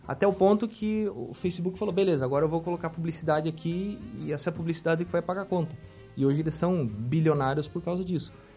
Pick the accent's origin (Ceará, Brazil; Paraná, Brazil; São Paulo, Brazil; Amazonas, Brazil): Paraná, Brazil; Francisco Beltrão; moved away; Eu sou natural de Francisco Beltrão, do Paraná